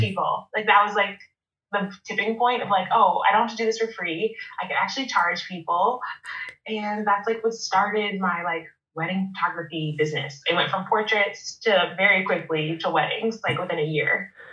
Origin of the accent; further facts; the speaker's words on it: Baltimore, Maryland, United States; moved away as an adult; also born or lived in New Jersey / Monterey, California; now in San Luis Obispo, United States; I'm from the East Coast. I'm from Baltimore, Maryland, and I moved.